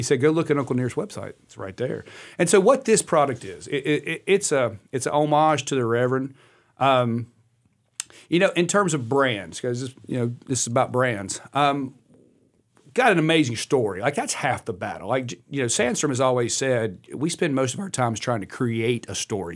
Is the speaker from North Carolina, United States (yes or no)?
yes; Welcome, North Carolina, United States; a little town called Welcome